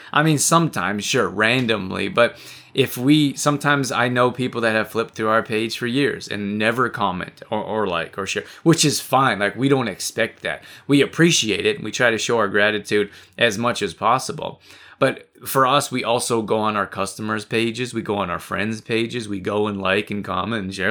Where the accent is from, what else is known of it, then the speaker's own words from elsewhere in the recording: United States; also born or lived in Canada; I'm American too. I'm from the U S as well.